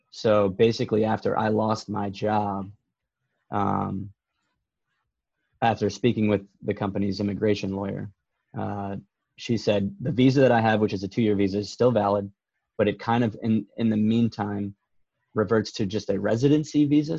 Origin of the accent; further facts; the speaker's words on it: United States; now in Canada; as an American